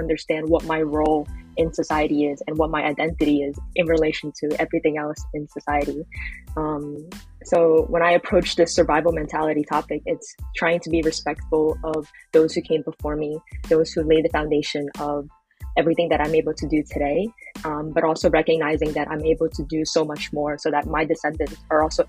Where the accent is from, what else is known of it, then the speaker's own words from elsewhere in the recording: New York City, New York, United States; I'm based in Brooklyn, New York, in the United States, and I was born and raised here